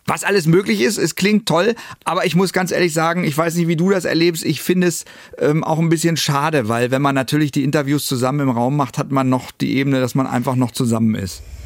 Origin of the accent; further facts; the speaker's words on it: Northern Germany, Germany; bei uns im Norden